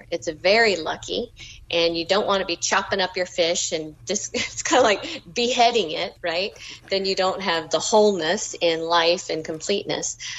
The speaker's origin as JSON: {"language": "English", "region": "Southern United States", "country": "United States", "said": "being Southern and being American and being female is really a big part of who I am. And the food and food traditions is a part of my DNA as well."}